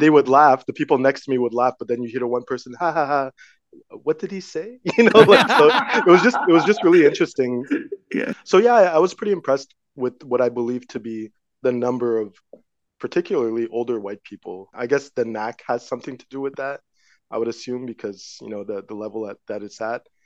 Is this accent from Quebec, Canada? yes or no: yes; Montreal, Quebec, Canada; I'm born and raised in Montreal, Quebec, Canada.